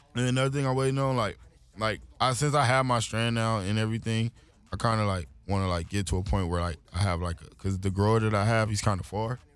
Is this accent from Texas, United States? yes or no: no; Los Angeles, California, United States; being young, growing up in Watts